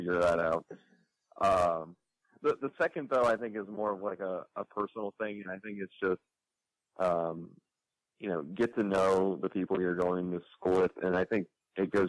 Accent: Columbus, Ohio, United States; moved away; also born or lived in Chicago; I'm from Columbus, Ohio

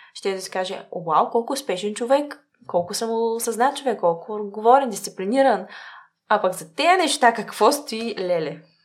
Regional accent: Bulgaria; also born or lived in Sofia; преди всичко съм българка

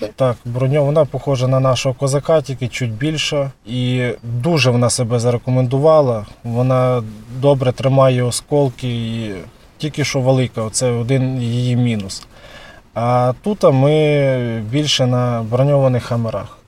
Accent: Tsuman, Volyn Oblast, Ukraine; я сам з СМТ Цумань

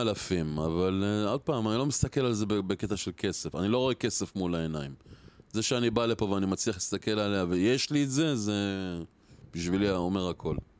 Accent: Or Akiva, Haifa District, Israel; אני גדלתי באור עקיבא

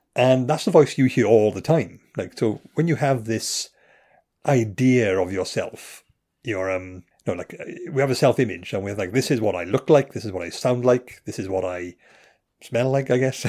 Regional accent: Wales, United Kingdom; I'm Welsh

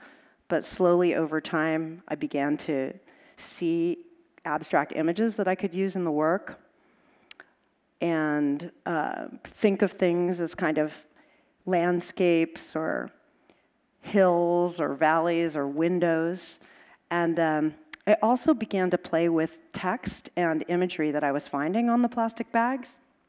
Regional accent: Los Angeles, California, United States; I grew up in Los Angeles

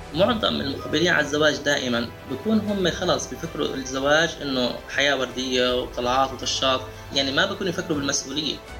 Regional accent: Jordan; عندنا بالاردن

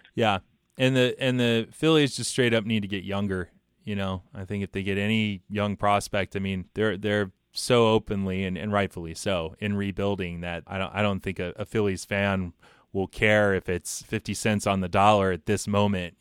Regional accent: Atlanta, Georgia, United States; my hometown Atlanta

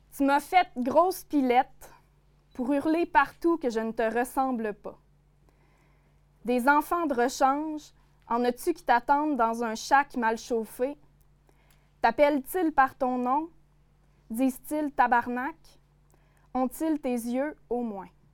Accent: Côte-Nord, Quebec, Canada; accent: notre accent d'ici; je viens d'ici, euh, évidemment, mes références, ce dont j'ai envie de parler, ben, c'est mon territoire, c'est la côte nord, c'est mes souvenirs d'enfance que j'ai vécu

